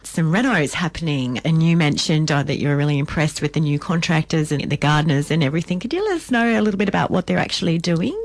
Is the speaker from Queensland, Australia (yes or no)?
yes; Queensland, Australia; being a Queenslander